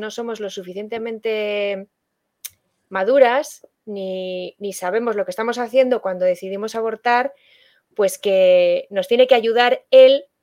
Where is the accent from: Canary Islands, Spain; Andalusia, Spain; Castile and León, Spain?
Castile and León, Spain; Valladolid; Yo, yo soy de Valladolid, vamos, que eh, esa, comunidad Castilla y León que tiene muchas provincias está en el centro de España y, de la que se habla poco a nivel nacional.